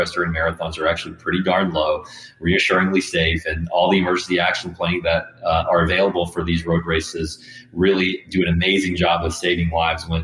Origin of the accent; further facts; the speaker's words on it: Southeast, United States; I'm in Georgia. And so growing up in the Southeast myself